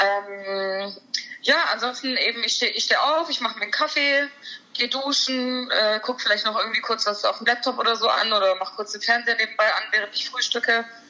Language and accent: German; Heilbronn, Baden-Württemberg, Germany; Ich bin aus Heilbronn. Das ist in Baden-Württemberg in der Nähe von Stuttgart. Mhm. Da bin ich geboren, da wohne ich auch immer noch.